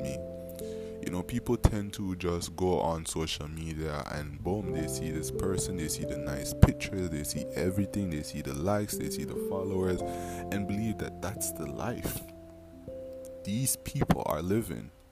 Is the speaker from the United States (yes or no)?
no; Belize; also born or lived in Dangriga, Belize; I'm from Belize.